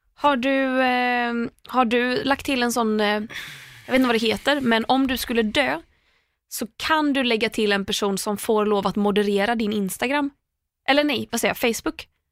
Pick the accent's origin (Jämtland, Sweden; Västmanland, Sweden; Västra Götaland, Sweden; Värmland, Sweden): Västra Götaland, Sweden; Landvetter; alltså jag kommer ändå från Landvetter.